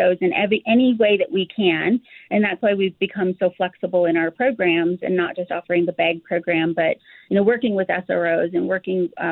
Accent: Colorado, United States; Ford, Colorado. I grew up in a low-income community

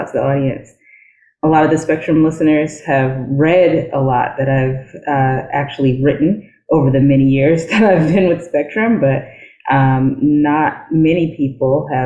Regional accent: New York City, New York, United States; So I did grow up in New York City. I am from the Bronx

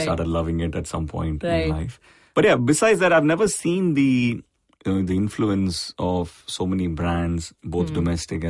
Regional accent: Chennai, Tamil Nadu, India; I was born and raised in Chennai

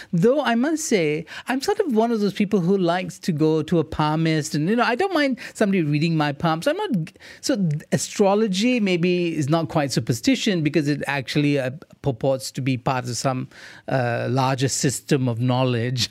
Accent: India; I'm Indian.

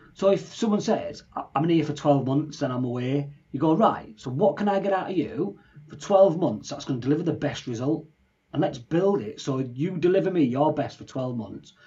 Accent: Leeds, Yorkshire and the Humber, United Kingdom; now in Newcastle, United Kingdom; I live in Newcastle, but I'm from Leeds

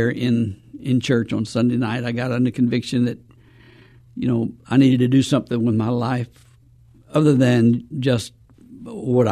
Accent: Pine Bluff, Arkansas, United States; moved away as an adult; also born or lived in Phoenix, Arizona; now in San Antonio, United States; I grew up in Arkansas, in a little town called Pine Bluff, Arkansas

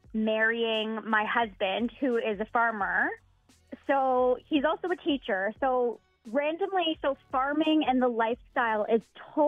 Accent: Toronto, Ontario, Canada; moved away as an adult; I'm originally from Toronto.

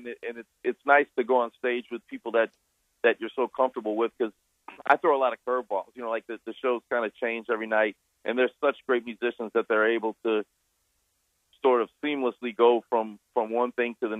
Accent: New Orleans, Louisiana, United States; I grew up in New Orleans, which is a very musical town

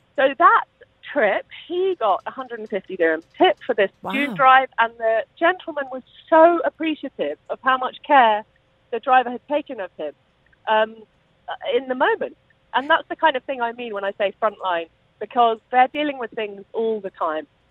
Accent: United Kingdom; I am British

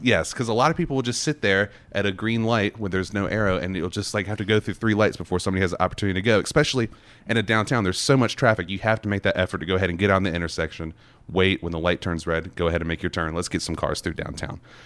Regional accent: North Carolina, United States; now in Knoxville, United States; I come from North Carolina, I did, you know, driving school there

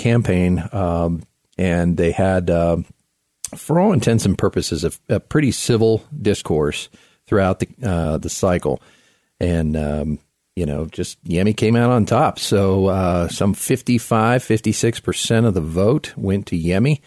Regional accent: South Florida, United States; now in Colorado Springs, United States; I grew up in South Florida

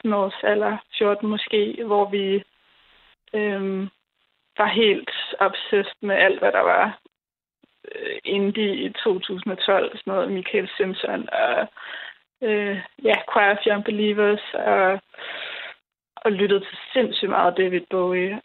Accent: Roskilde, Zealand, Denmark; Jeg er fra Roskilde.

